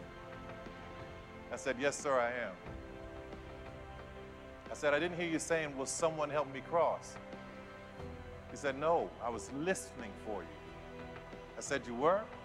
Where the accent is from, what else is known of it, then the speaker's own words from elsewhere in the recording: New Orleans, Louisiana, United States; I grew up in New Orleans